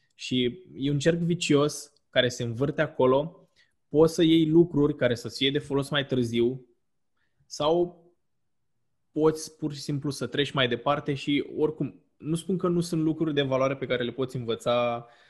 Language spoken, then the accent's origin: Romanian; Romania; ca români